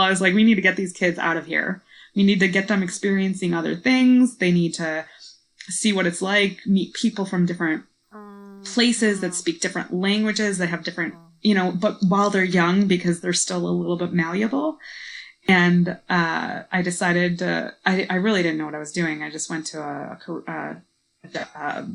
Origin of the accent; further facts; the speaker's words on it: Chicago, Illinois, United States; moved away as an adult; also born or lived in Washington, D.C.; now in Ethiopia; I'm from Chicago